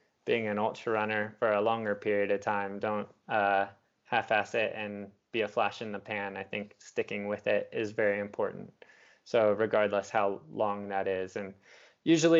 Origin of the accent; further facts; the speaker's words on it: Southwest, United States; I'm from the Southwest in the US